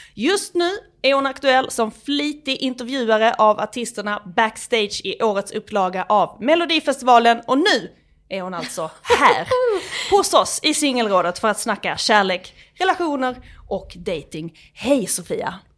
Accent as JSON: {"language": "Swedish", "region": "Skåne", "country": "Sweden", "moved": "as an adult", "lives_now": "Stockholm, Sweden", "said": "Som skåning"}